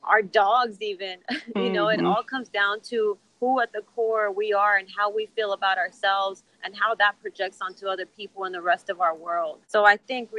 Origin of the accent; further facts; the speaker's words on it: Texas, United States; my family growing up in Texas, first generation Mexican-Americans